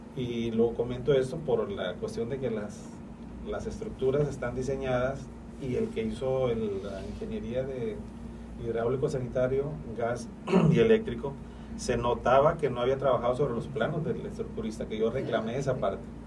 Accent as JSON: {"language": "Spanish", "region": "northern Mexico", "country": "Mexico", "said": "yo soy del norte de la República"}